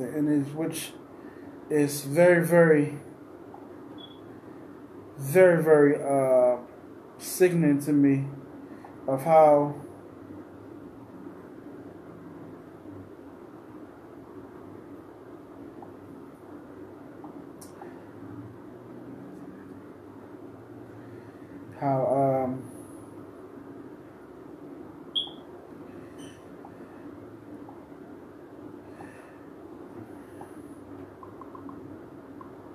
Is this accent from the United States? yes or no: yes; Cleveland, Ohio, United States; I'm from Cleveland